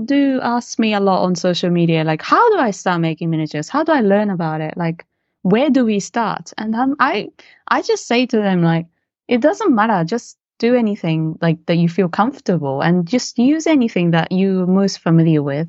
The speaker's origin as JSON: {"language": "English", "country": "Japan", "tie": "born or raised there", "also_born_or_lived": "London, United Kingdom", "moved": "as an adult", "said": "growing up in Japan with, you know, as, as a mix, mixed race"}